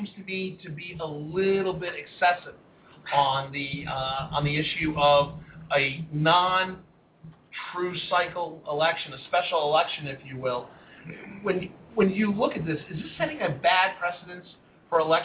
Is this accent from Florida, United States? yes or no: yes; Florida, United States; moved away; I'm from Florida, came up here through Florida politics.